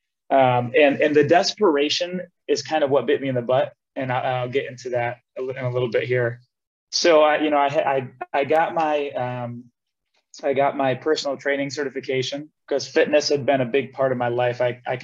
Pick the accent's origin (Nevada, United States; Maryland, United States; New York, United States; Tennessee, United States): New York, United States; Elmira Heights; moved away as an adult; also born or lived in Ithaca, New York / Cortland, New York; now in Austin, United States; I grew up in Elmira Heights with my grandparents, basically since middle school